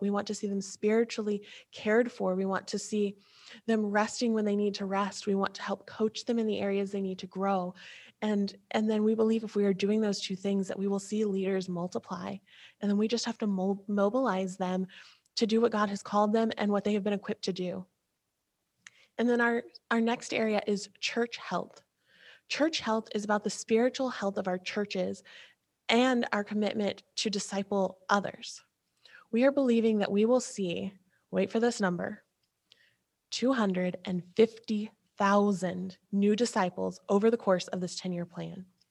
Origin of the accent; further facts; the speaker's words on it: Ohio, United States; we're from Ohio where if I say OH, I know you just said IO